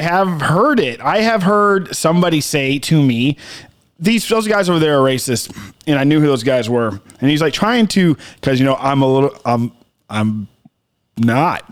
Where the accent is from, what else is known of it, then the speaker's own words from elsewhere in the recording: South Texas, United States; me growing up in South Texas